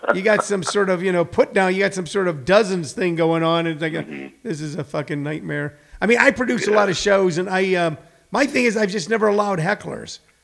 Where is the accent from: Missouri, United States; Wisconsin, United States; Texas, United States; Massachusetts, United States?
Missouri, United States; St. Louis; moved away as an adult; also born or lived in Los Angeles; I was born in St. Louis, but when I started comedy, I was living on Hollywood Boulevard.